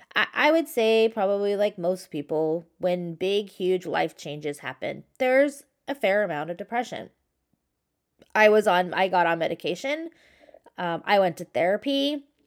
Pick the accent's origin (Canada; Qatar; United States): United States; San Clemente, California; also born or lived in New York; I grew up in San Clemente and I live in Southern California